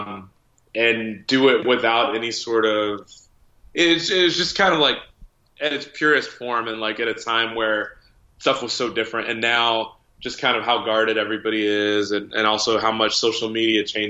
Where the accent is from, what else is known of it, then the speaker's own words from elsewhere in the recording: Chicago, Illinois, United States; I grew up in Chicago